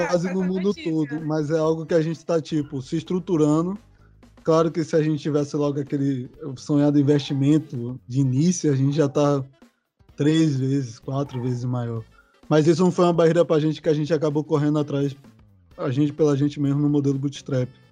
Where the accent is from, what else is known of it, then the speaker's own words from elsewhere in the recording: Salvador, Bahia, Brazil; Eu sou aqui de São Caetano, a região mais central de Salvador